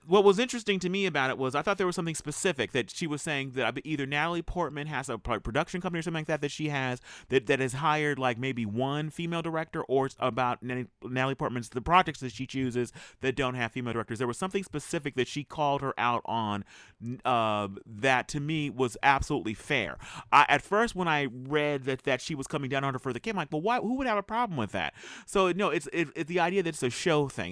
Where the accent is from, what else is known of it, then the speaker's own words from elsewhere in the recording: United States; as an American filmmaker